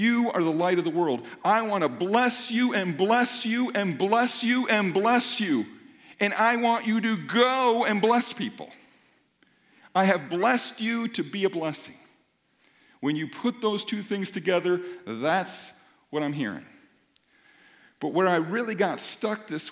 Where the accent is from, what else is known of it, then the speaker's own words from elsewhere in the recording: Minnesota, United States; I'm from Minnesota